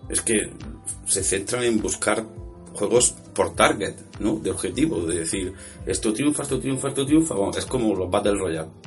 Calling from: Granada, Andalusia, Spain; soy un oyente de Granada.

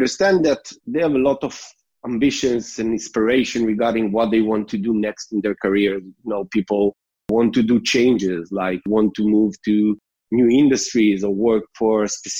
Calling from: Israel; I'm calling from Israel.

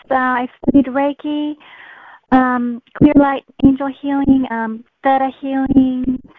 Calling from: California, United States; calling from California.

